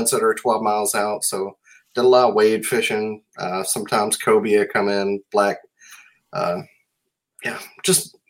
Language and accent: English; D'Iberville, Mississippi, United States; moved away; I'm from North Biloxi, which in 88 did become its own city, D'Iberville, which is actually where I'm from.